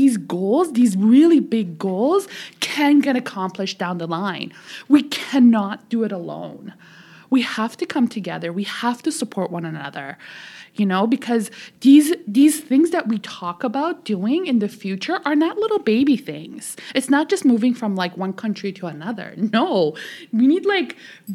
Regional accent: Toronto, Ontario, Canada; English is a second language; also born or lived in Tehran, Iran; now in Ottawa, Canada; grew up in Toronto. I got educated in Toronto

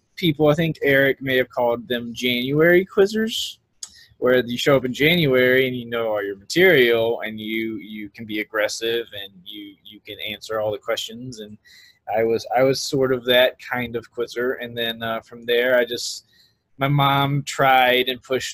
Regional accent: Pineville, Louisiana, United States; that's where I grew up in Louisiana, in Pineville, which is really close to Alexandria

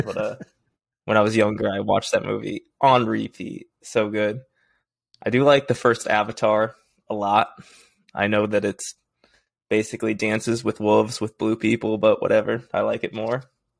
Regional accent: Oklahoma, United States; born there; also born or lived in Arizona / Texas / Missouri / California; now in Washington, D.C., United States; I am 27. I was born in Oklahoma and I moved to Arizona. I've lived in Texas for a summer, Missouri, California, Boise, obviously. And I currently live in Washington, D.C.

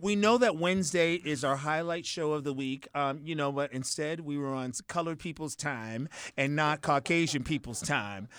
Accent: Boston, Massachusetts, United States; I'm from Boston

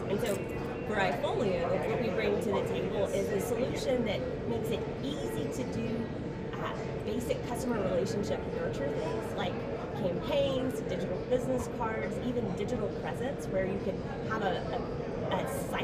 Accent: Georgia, United States; I am a native Georgian

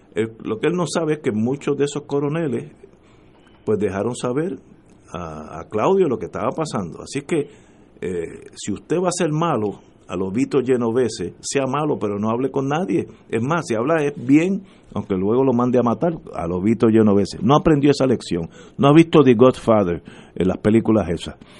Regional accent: Puerto Rico

